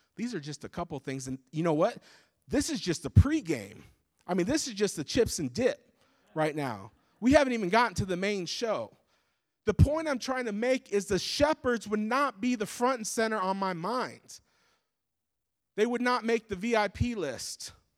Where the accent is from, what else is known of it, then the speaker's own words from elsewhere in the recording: United States; born and raised in the States like myself